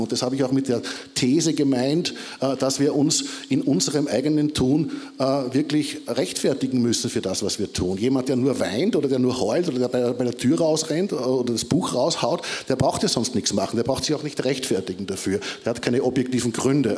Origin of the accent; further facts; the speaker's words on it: Austria; ich bin halt aus Österreich